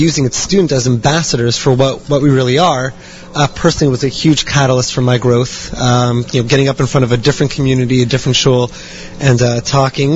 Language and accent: English; Los Angeles, California, United States; I'm from Los Angeles